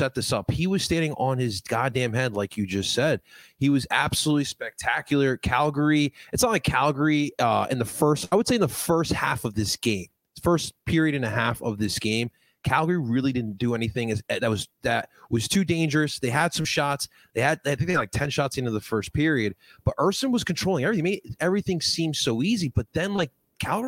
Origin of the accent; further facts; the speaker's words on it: New Jersey, United States; I grew up in Jersey where fireworks were illegal for the longest of time